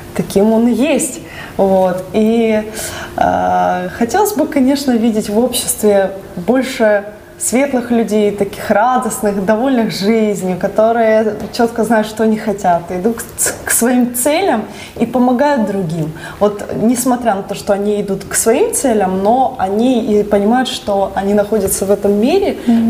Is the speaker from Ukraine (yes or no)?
yes; Donetsk, Donetsk Oblast, Ukraine; Я родилась в Донецке